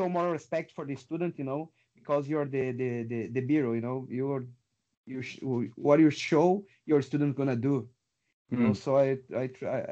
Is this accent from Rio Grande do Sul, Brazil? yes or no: yes; Porto Alegre, Rio Grande do Sul, Brazil; moved away; Porto Alegre, my hometown in Brazil.